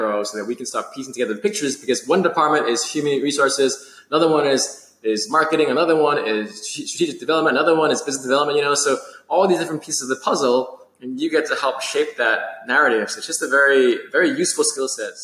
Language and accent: English; New York City, New York, United States; growing up in New York City